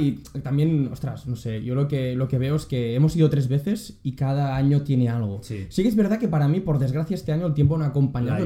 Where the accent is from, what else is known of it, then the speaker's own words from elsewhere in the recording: Catalonia, Spain; a mí me han enseñado en Cataluña